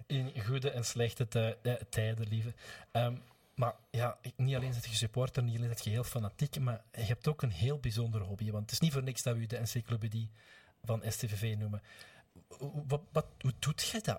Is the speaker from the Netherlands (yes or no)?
no; Gingelom, Flanders, Belgium; in het kleine gehucht Montenaken, waar ik vandaan kom, dat is een deel van Gingelom